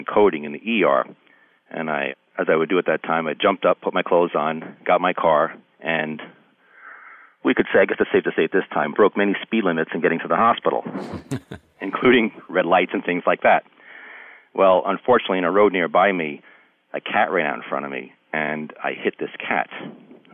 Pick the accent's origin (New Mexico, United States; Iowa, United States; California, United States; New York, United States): New York, United States; Long Island; now in New Hartford, United States; I grew up on Long Island